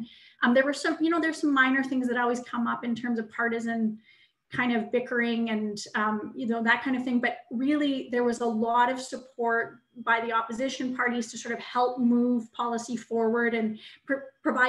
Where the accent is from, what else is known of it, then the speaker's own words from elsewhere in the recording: Western Canada, Canada; I grew up in the West